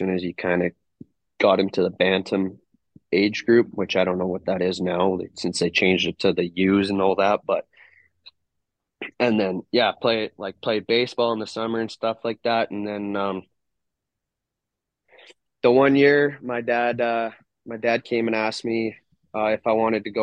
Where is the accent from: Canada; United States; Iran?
Canada; Calgary, Alberta; I grew up right in Calgary